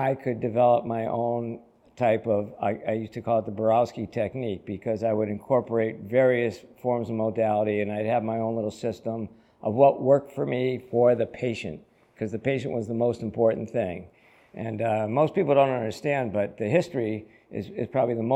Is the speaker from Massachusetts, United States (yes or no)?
yes; Holyoke, Massachusetts, United States; I was born and raised in Holyoke